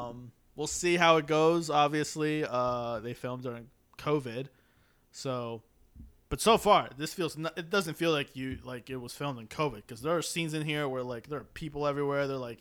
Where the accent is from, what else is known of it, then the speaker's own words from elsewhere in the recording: United States; I'm American.